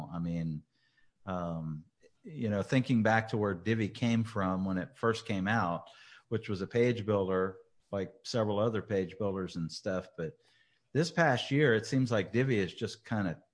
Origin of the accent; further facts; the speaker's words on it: Louisiana, United States; my fellow Louisianian